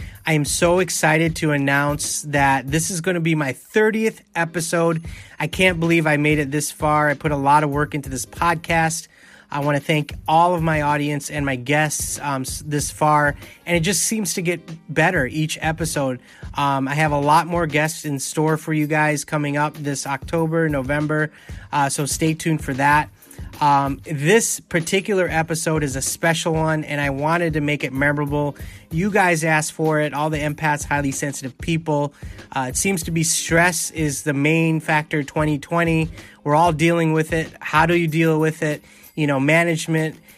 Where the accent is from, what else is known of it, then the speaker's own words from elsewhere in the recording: San Diego, California, United States; moved away; my hometown of San Diego, California, which I miss very much